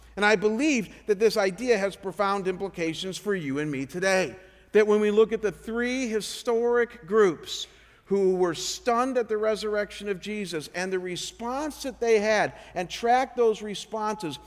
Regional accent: Chagrin Falls, Ohio, United States; moved away as an adult; Cleveland, Ohio, my hometown called Chagrin Falls

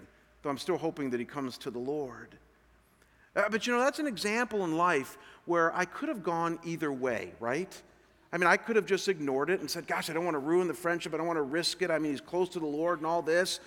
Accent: Chagrin Falls, Ohio, United States; moved away; Chagrin Falls is my hometown where I'm from

